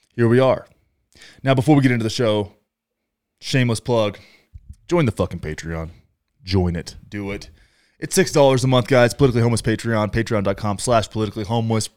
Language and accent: English; Texas, United States; where I grew up, in Texas.